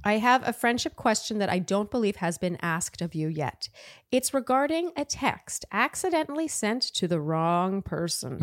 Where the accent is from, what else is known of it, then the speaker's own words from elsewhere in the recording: Canada; I'm Canadian